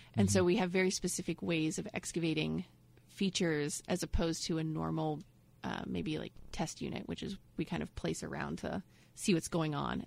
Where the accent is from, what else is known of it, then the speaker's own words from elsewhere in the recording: Ohio, United States; moved away as an adult; also born or lived in Indianapolis; now in Florida, United States; I'm from Ohio up north, and we have you know winters and snow